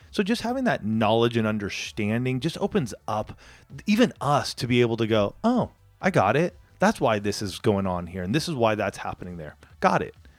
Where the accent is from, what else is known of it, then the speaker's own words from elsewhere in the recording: outside of Palm Springs, Southern California, United States; moved away as an adult; also born or lived in Boulder, Colorado / Spokane, Washington; I grew up outside of Palm Springs area.